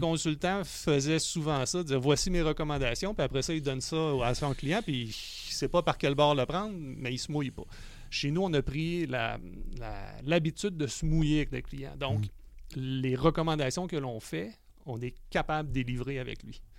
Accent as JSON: {"language": "French", "town": "Quebec City", "region": "Quebec", "country": "Canada", "tie": "born or raised there", "said": "je suis né à Québec"}